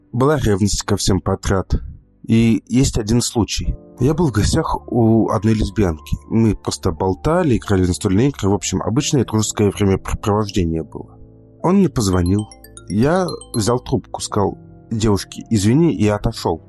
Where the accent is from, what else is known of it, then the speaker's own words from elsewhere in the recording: Moscow, Russia; я из Москвы